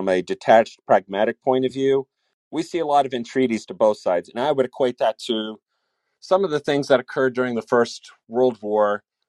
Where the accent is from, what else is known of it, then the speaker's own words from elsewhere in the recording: Mid-Atlantic, United States; I am from the Mid-Atlantic, as far as states are concerned with the United States.